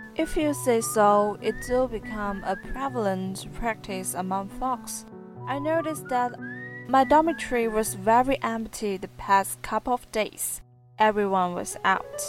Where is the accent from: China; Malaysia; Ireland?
China; Guangxi; English is a second language; I'm from Guangxi.